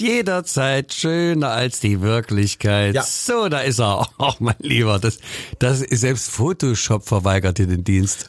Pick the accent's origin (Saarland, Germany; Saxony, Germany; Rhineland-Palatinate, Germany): Saxony, Germany; Leipzig; Ich komme aus Leipzig Mitte und nicht aus Mainz